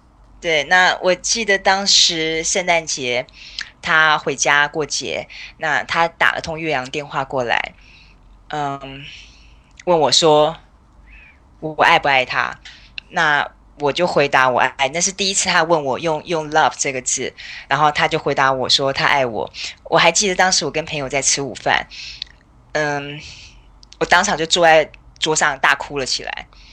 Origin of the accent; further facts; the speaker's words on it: Taipei, Taiwan; moved away as an adult; now in Vancouver Island, Canada; 我是台北长大的，我是完完全全台北人。那目前住在加拿大的温哥华岛，嗯，就跟我老公两个人